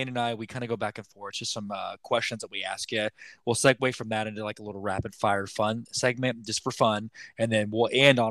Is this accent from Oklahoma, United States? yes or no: yes; Apache, Oklahoma, United States; now in Kansas, United States; we're from a little town called Apache, Oklahoma.